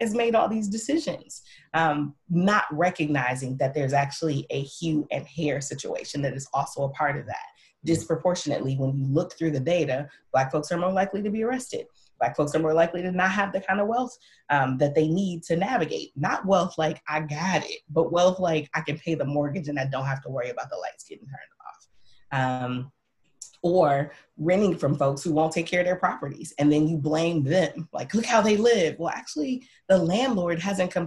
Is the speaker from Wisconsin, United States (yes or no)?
yes; Milwaukee, Wisconsin, United States; also born or lived in the South; I'm from Milwaukee, one of the worst places in the country for Black folks to live